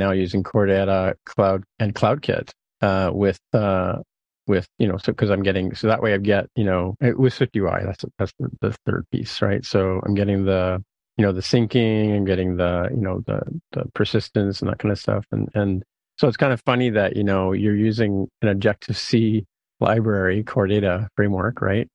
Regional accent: St. Catharines, Ontario, Canada; now in Toronto, Canada; I grew up in St. Catharines, Ontario, when I was, you know, before our high school or early high school

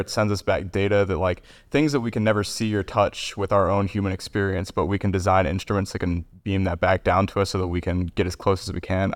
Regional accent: Kentucky, United States; I'm, uh, born and raised in Kentucky

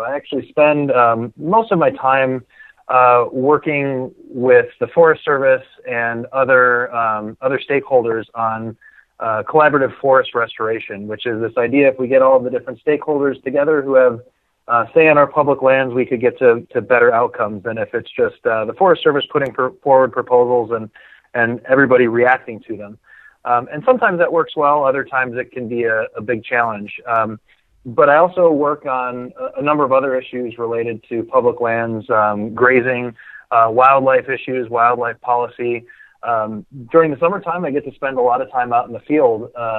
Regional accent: Milwaukee, Wisconsin, United States; moved away as an adult; now in Wallowa County, Oregon, United States; And I grew up in the suburbs of Milwaukee, Wisconsin.

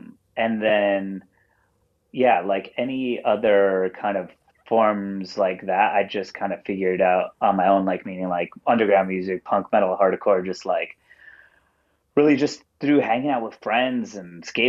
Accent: Wantagh, New York, United States; moved away as an adult; also born or lived in Mineola, New York / Jersey Shore; now in Brooklyn, United States; I'm from Wantagh, born and raised there. Lived there for the first, 19 or so years of my life before I moved to Brooklyn. And now I reside in Brooklyn and the Jersey Shore.

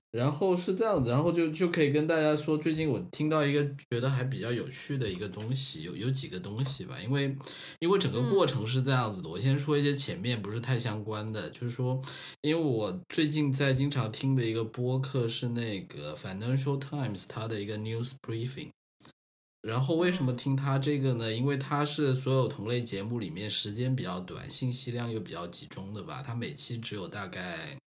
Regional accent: Guangdong, China; 童年在，童年在潮汕地区的那种生活

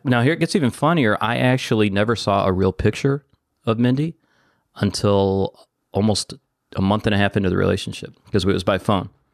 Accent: Detroit, Michigan, United States

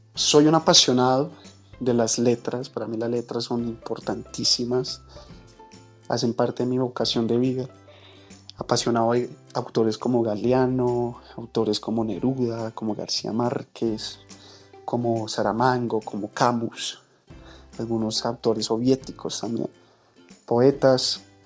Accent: Colombia; also born or lived in Bogotá; soy de Colombia, colombiano por, porque tocó

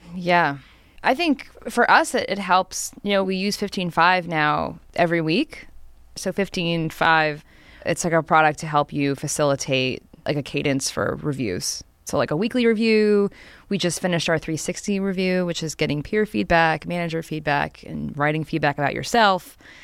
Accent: New Jersey, United States; I'm from New Jersey.

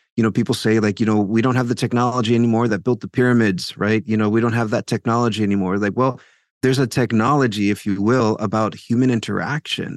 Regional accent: South Texas, United States; now in Paterson, New Jersey, United States; I'm originally from South Texas

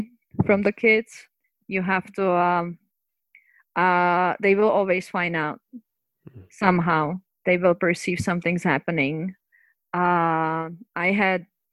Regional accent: Prague, Czechia; moved away; so I'm from Czech Republic, from Prague

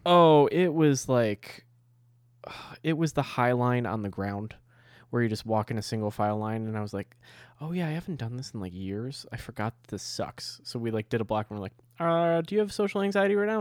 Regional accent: United States; I'm an American.

